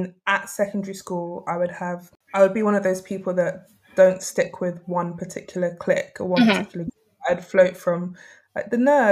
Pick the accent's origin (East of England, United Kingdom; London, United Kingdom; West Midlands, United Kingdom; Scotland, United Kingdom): London, United Kingdom; moved away as an adult; also born or lived in Sheffield; growing up in South London as somebody with mixed heritage